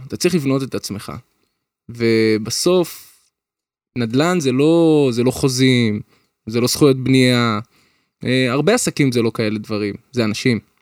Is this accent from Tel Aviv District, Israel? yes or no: no; Petah Tikva, Central District, Israel; אני גדלתי פתח תקווה